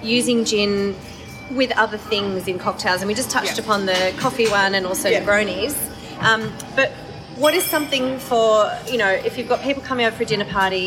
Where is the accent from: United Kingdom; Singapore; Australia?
Australia; Perth, Western Australia; moved away; a boy that I grew up with in Perth